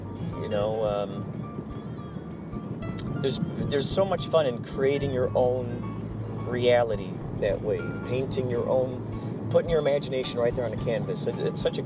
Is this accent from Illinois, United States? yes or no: yes; Chicago, Illinois, United States; When I grew up in Chicago